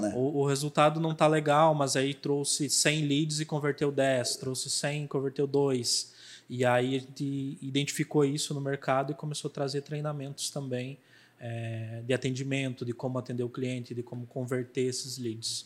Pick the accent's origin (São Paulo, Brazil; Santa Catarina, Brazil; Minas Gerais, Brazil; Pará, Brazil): Santa Catarina, Brazil; Chapecó; eu venho da cidade de Chapecó, né? Eu sou lá do sul.